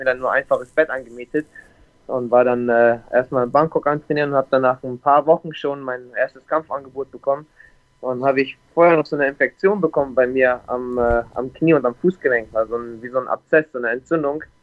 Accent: Bremerhaven, Bremen, Germany; born there; moved away as an adult; also ich bin gebürtig aus Bremerhaven, aus dem Norden, aus Deutschland. Bin dann mit 21 Jahren hier nach Ferne gekommen mit 300 Euro und einem One-Way-Ticket.

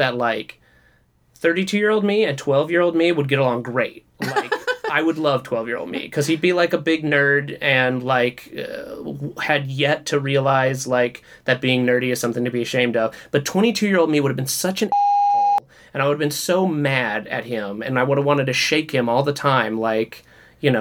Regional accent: the South, United States; now in Los Angeles, United States; growing up in the South

